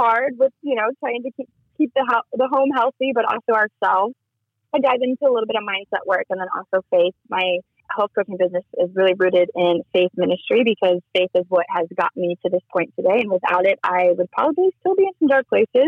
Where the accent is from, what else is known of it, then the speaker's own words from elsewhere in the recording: Kansas City, United States; moved away; also born or lived in Las Vegas; I grew up in Kansas City.